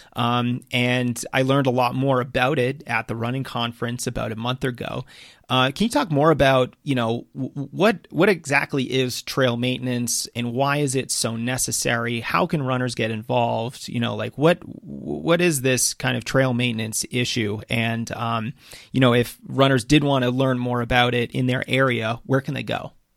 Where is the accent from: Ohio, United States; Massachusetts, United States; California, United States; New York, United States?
Massachusetts, United States; growing up in Massachusetts